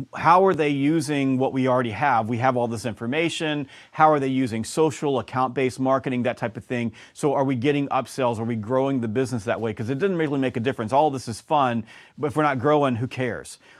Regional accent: the South, United States; also born or lived in Georgia; I'm from the South

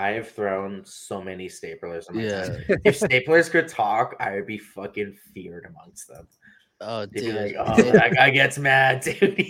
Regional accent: Canada; also born or lived in Winnipeg / Toronto; as a Canadian, me and Brett, we're Canadians.

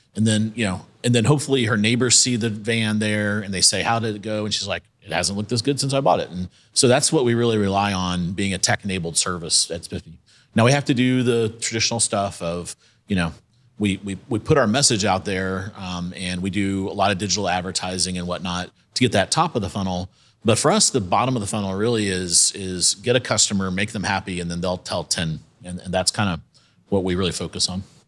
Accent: South Carolina, United States; moved away; I'm from South Carolina, so went to the University of South Carolina

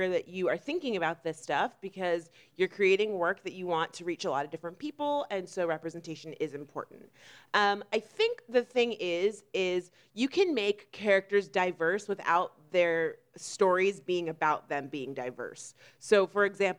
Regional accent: Florida, United States; we are actually both from Florida

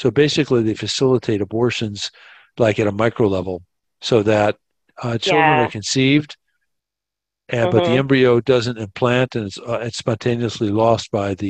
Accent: United States; moved away as an adult; also born or lived in Colombia; for a time, I lived in Colombia. And I would come back to, I'm American, but I'd come back to the States periodically, and I would stay there.

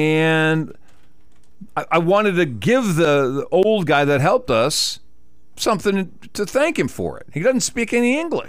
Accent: Texas, United States; we're from Texas.

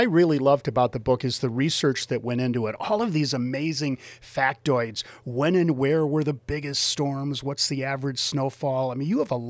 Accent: Wisconsin, United States; moved away; I grew up in Wisconsin

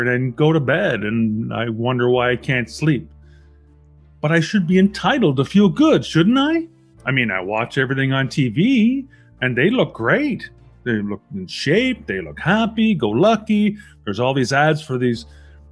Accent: Canada; I'm a Canadian citizen

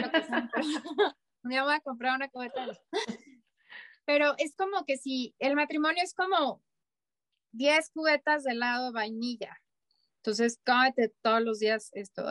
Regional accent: Mexico; a los mexicanos nos falta

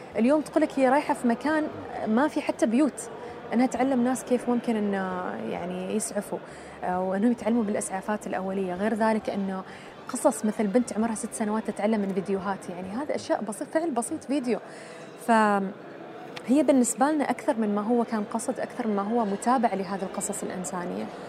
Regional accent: Oman; نحن عمانيين

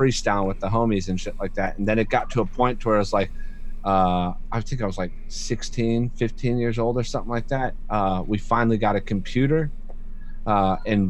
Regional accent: Florida, United States; also born or lived in Michigan; I've born in Michigan, raised in Florida

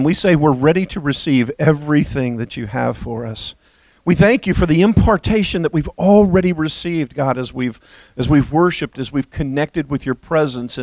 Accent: United States; also born or lived in Bahamas; I am proud to be an American.

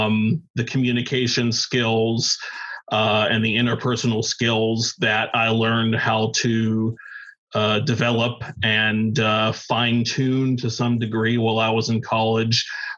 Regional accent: Pittsburgh, Pennsylvania, United States; I ended up working for two of the most powerful radio stations in my hometown of Pittsburgh, PA.

